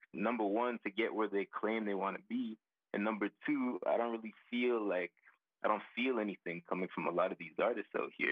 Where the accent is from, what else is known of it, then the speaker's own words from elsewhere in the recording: Calgary, Alberta, Canada; I was born in Calgary, most definitely. I was born in Calgary